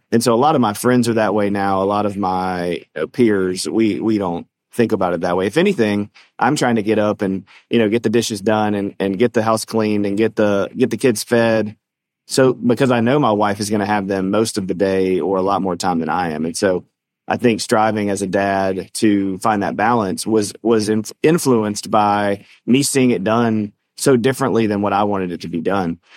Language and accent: English; the South, United States; we're from the South